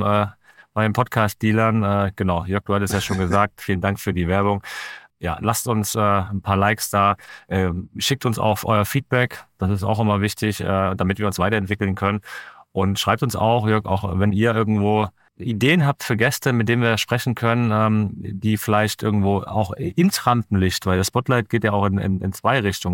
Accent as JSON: {"language": "German", "town": "Leipzig", "region": "Saxony", "country": "Germany", "said": "ich bin Leipziger"}